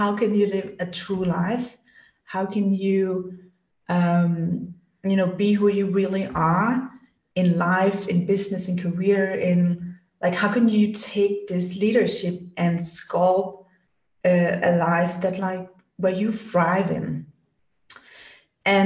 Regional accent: Denmark; moved away as an adult; now in Germany; I'm born and raised in Denmark, like cold Scandinavia.

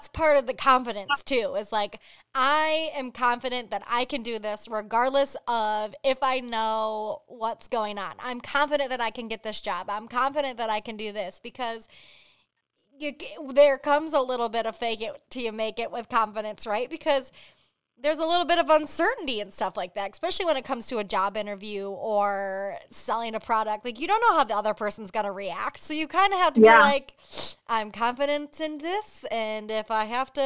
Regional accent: Michigan, United States; I'm from Michigan

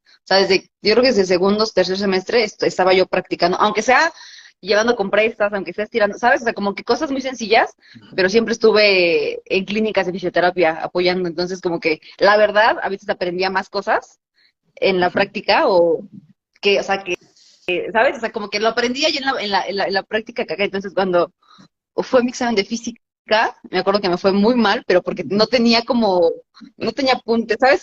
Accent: Atlaco, State of Mexico, Mexico; moved away as an adult; also born or lived in Toluca; ahí en Atlaco, mi pueblo

